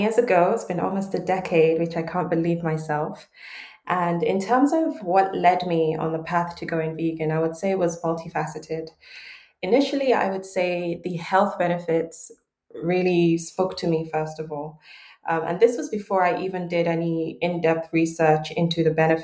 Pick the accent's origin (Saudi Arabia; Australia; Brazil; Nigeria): Nigeria; Lagos; I was born and raised in Lagos, Nigeria, grew up eating home-cooked, flavorful meals